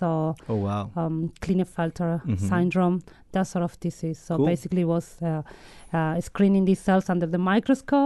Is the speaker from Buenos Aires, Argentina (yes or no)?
no; Cipolletti, Río Negro, Argentina; moved away as an adult; also born or lived in north of Argentina / northeast of Argentina; now in New Zealand; Patagonia, which is the south of Argentina where I grew up, is my hometown.